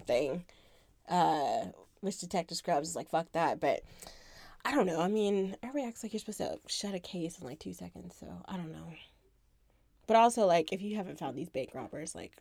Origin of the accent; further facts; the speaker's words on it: Florida, United States; It's cool being a Florida kid